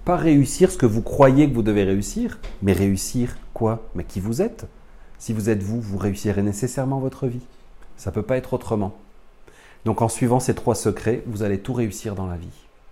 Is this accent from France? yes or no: yes; France; accent: French from France; je suis un Français né dans les années 70